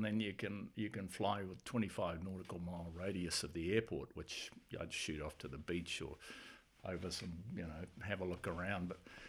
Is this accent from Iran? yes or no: no; Blenheim, Marlborough, New Zealand; born there; also born or lived in Singapore / Auckland; Well, the old boy was in the Air Force. That's why I was born in Blenheim.